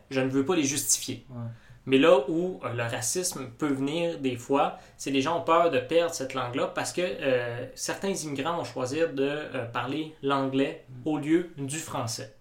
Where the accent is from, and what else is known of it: Quebec, Canada